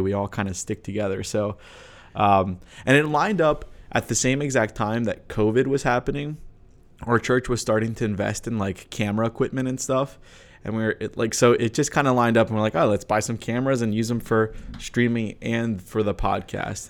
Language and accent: English; United States; growing up in America, but in a Romanian church.